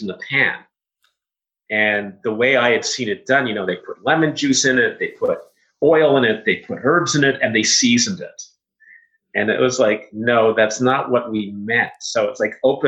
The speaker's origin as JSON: {"language": "English", "country": "Canada", "said": "I was one of maybe 10 Canadian students at the school"}